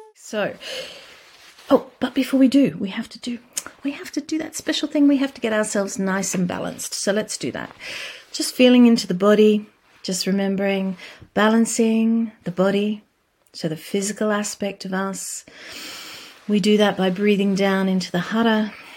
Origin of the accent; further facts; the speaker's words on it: Australia; I come from Australia.